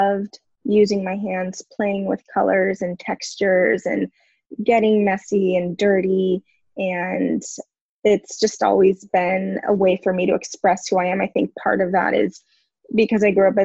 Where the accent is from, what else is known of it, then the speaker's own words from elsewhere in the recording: Simi Valley, California, United States; moved away as an adult; also born or lived in San Diego; now in Oceanside, United States; I grew up in Southern California in Simi Valley, which is part of Ventura County.